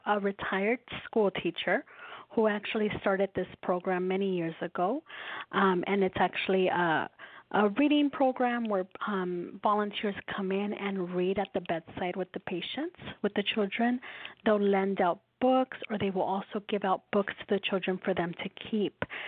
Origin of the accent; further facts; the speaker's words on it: Los Angeles, California, United States; I was born and raised in Los Angeles